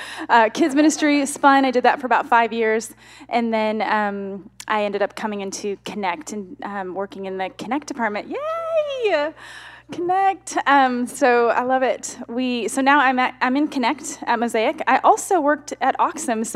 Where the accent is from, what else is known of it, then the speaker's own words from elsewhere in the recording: Chicago, Illinois, United States; moved away as an adult; now in Orlando, United States; I am from Chicago. I moved down to Orlando to work at Disney World